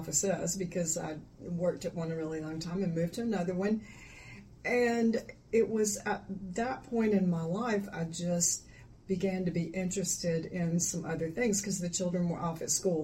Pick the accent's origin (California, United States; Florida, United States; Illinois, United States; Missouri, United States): Florida, United States; moved away as an adult; now in Mississippi, United States; Born and raised in Florida, and then moved to Mississippi over 40 years ago